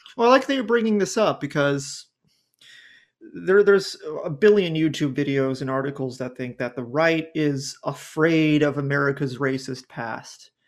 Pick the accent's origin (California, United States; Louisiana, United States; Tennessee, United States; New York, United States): California, United States; Southern; I grew up in Southern California